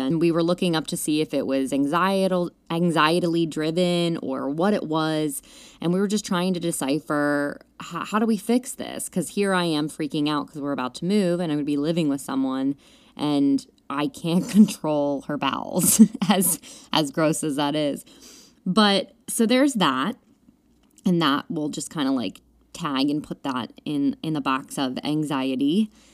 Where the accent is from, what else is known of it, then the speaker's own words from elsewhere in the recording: Pennsylvania, United States; now in New York, United States; we were going to have me move home to Pennsylvania